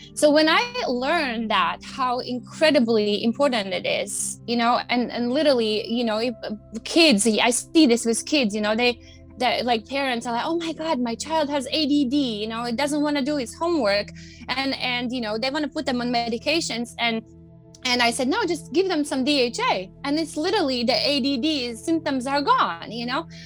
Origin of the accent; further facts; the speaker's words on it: Latvia; moved away as an adult; now in United States; I grew up in Latvia